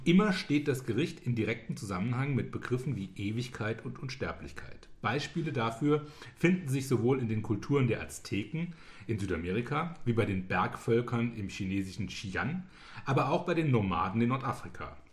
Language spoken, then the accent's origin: German; Germany; als Deutscher